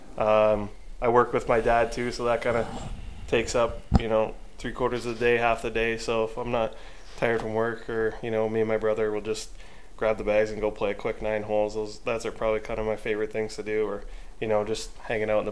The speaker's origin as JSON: {"language": "English", "town": "Niagara Falls", "region": "Ontario", "country": "Canada", "said": "I'm from Niagara Falls"}